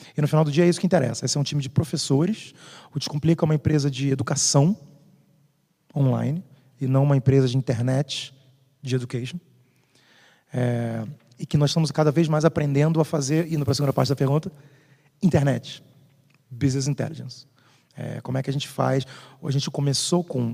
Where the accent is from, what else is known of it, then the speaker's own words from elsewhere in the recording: Rio de Janeiro, Brazil; sou do Rio